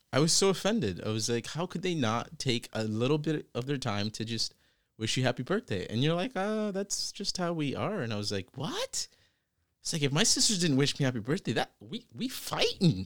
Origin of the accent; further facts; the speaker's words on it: Virginia, United States; also born or lived in British Columbia, Canada; now in Toronto, Canada; I had just relocated to Toronto from B C. by way of Virginia, where I actually grew up.